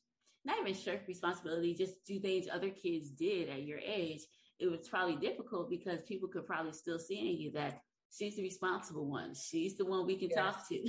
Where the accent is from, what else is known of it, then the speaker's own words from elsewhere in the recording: South Carolina, United States; I grew up in South Carolina